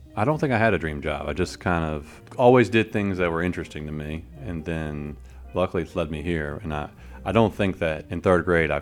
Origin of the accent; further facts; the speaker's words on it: Richmond, Virginia, United States; I'm from Richmond, and I really like Richmond